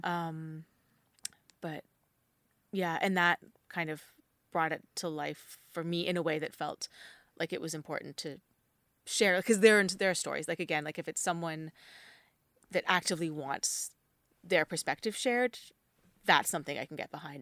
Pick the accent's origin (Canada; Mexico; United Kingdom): Canada; New Brunswick; moved away; I grew up in New Brunswick